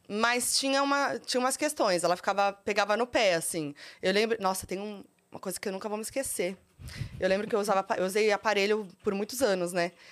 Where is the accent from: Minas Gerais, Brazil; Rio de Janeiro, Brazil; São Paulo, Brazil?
São Paulo, Brazil; born there; Olha, nasci em São Paulo mesmo.